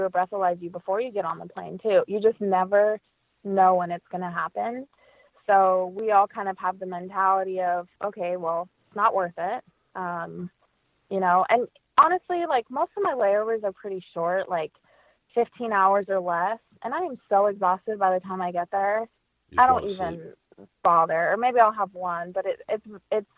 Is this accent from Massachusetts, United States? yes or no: no; Las Vegas, Nevada, United States; now in Boston, United States; I grew up in Las Vegas, but I'm based in Boston